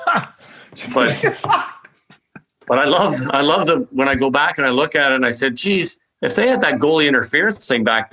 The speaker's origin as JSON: {"language": "English", "town": "Toronto", "region": "Ontario", "country": "Canada", "also_born_or_lived": "Quebec City", "moved": "yes", "said": "I was from Toronto"}